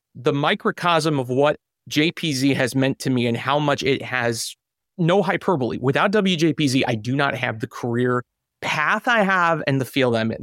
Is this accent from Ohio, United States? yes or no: yes; Cleveland, Ohio, United States; moved away as an adult; That was the job that got me to move back to my hometown of Cleveland, where I've been now for the last decade